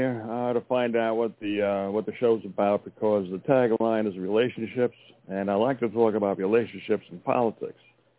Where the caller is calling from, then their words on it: Montana, United States; from Montana.